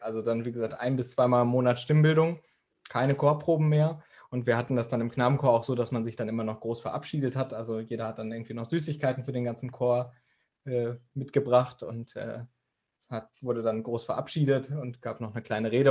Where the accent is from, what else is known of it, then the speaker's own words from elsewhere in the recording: Dortmund, North Rhine-Westphalia, Germany; ich komme ja aus Dortmund